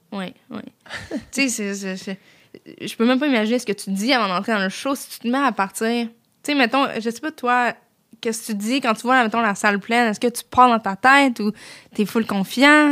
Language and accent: French; Saint-Jean-sur-Richelieu, Quebec, Canada; je suis revenue chez nous à Saint-Jean